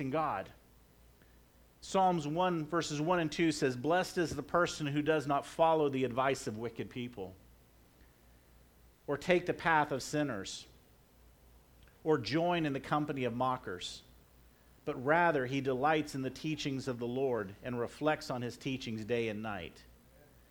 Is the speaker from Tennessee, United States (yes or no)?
no; Florida, United States; moved away; I was raised in Florida